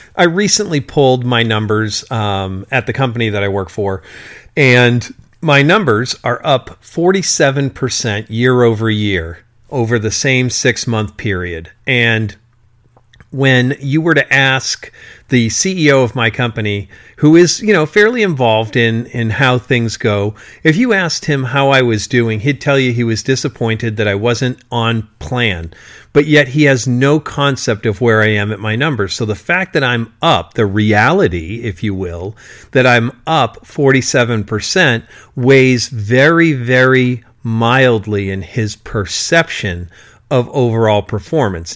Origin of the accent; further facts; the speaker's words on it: South Shore of Massachusetts, United States; when I was going to Sunday school, in the Catholic religion in the South Shore of Massachusetts